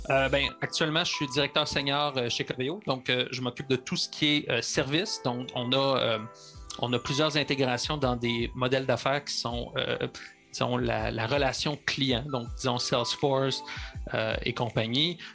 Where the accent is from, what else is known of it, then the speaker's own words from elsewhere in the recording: Sherbrooke, Quebec, Canada; Je suis natif de Sherbrooke